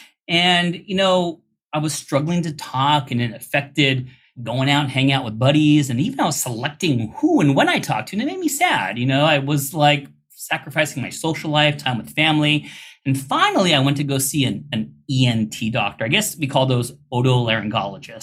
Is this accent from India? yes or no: yes; India; I'm Indian